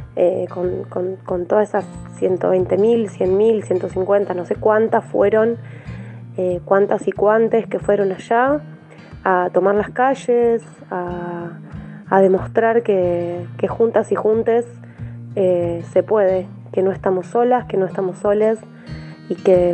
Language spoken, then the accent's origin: Spanish; Villa Elisa, Buenos Aires, Argentina; soy de Villa Elisa, del barrio El Rincón.